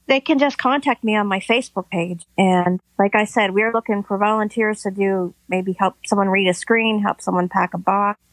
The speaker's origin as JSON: {"language": "English", "region": "Pennsylvania", "country": "United States", "said": "I am from Pennsylvania"}